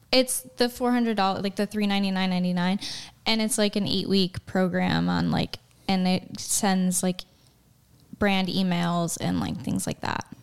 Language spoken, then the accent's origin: English; Chicago, Illinois, United States; moved away as an adult; now in Texas, United States; I'm from Chicago originally